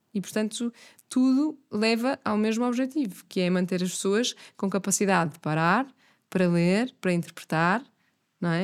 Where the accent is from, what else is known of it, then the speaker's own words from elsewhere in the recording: Miramar, Porto District, Portugal; now in Lisbon, Portugal; imensas memórias da minha infância em Miramar, eh, de andar sempre na rua, de no primeiro ciclo não ter aulas à tarde e por isso o que eu fazia à tarde era andar a explorar Miramar